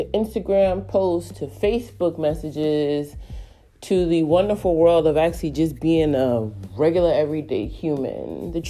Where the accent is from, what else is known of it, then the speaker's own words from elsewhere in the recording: New York City, New York, United States; moved away as an adult; now in Dallas, United States; a 40 plus year old black woman currently in Dallas, but has an original born and raised in Brooklyn, New York.